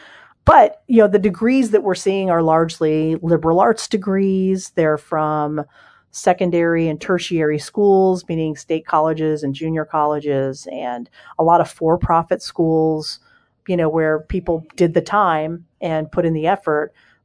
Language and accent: English; Ohio, United States; I spent years growing up in Ohio, and I lived in Cincinnati.